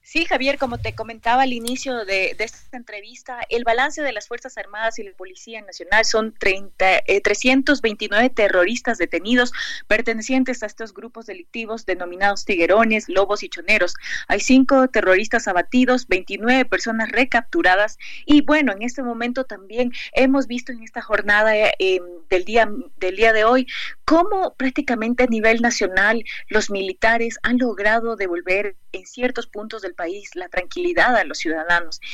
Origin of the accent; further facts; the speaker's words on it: Ecuador; nos ha fortalecido como ecuatorianos